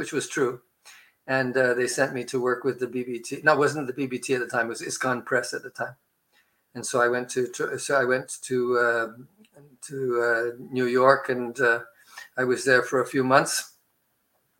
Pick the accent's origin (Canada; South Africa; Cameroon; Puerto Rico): Canada; Montreal, Quebec; I'm talking to you from Montreal, which is where I spent most of my adolescent life